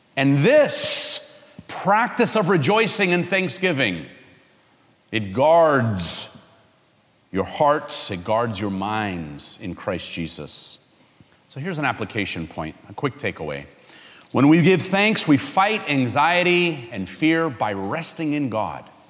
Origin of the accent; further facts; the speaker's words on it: California, United States; I'm from California